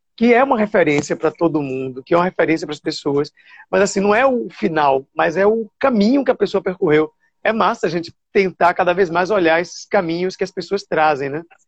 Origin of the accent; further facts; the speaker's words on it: Salvador, Bahia, Brazil; moved away as an adult; also born or lived in São Paulo / Rio de Janeiro; Eu nasci ali no Nazaré, na Climério de Oliveira